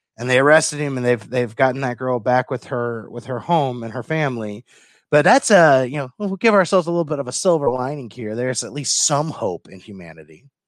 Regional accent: Kentucky, United States; from my home state of Kentucky

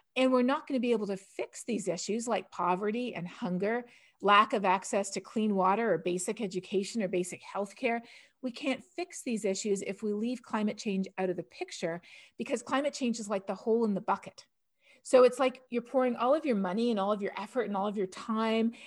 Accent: Canada; now in United States; growing up in Canada

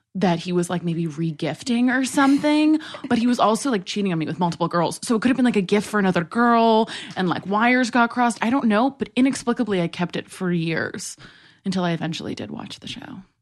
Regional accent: New York City, New York, United States; moved away; I grew up in New York City

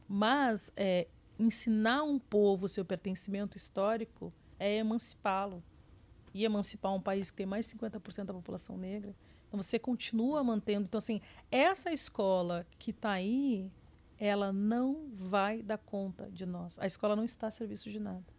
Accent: Porto Alegre, Rio Grande do Sul, Brazil; moved away as an adult; also born or lived in Rio de Janeiro / São Paulo; now in New York, United States; Eu sou de Porto Alegre

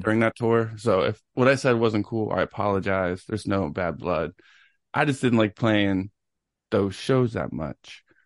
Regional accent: Knoxville, Tennessee, United States; I was born in Knoxville, Tennessee, September nineteenth, nineteen eighty-nine

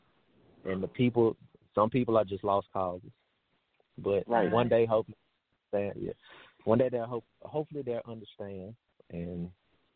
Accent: Tennessee, United States; I'm from Tennessee

